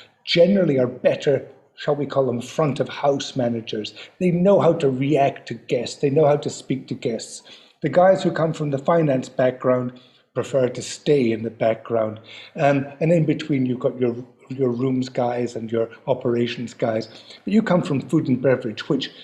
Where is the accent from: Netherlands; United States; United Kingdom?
United Kingdom; Scotland; being a Scotsman